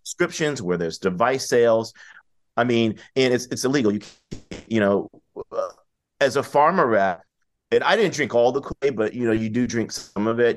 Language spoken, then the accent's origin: English; Washington, District of Columbia, United States; moved away; I grew up in D C in the eighties and nineties.